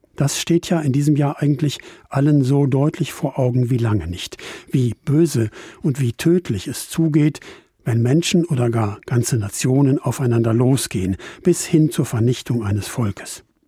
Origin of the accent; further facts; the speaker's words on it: Trier, Rhineland-Palatinate, Germany; Bei uns in Trier wollen evangelische und katholische Christenmenschen das schon vormittags um elf feiern